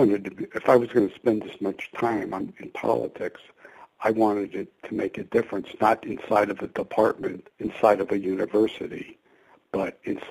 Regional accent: Jersey Shore, New Jersey, United States; moved away as an adult; also born or lived in Boulder, Colorado; I grew up on the Jersey Shore

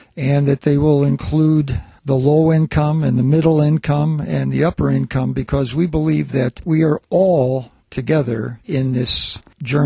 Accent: Selma, Alabama, United States; having done some of my growing up in Selma, Alabama

